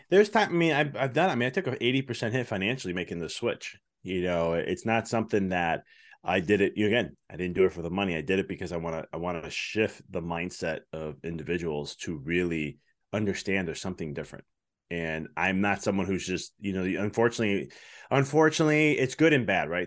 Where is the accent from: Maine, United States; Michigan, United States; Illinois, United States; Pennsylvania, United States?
Illinois, United States; Chicago; moved away as an adult; now in Knoxville, United States; I'm originally from Chicago